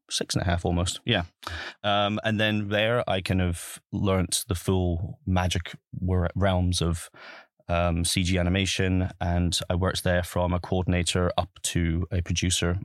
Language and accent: English; Highlands of Scotland, United Kingdom; moved away; I'm originally from, born and bred in the Highlands of Scotland. Um, and I grew up in Scotland